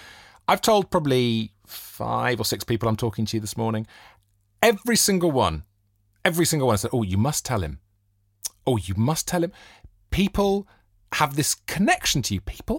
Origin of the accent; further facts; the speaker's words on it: Monmouth, Wales, United Kingdom; I'm from Wales.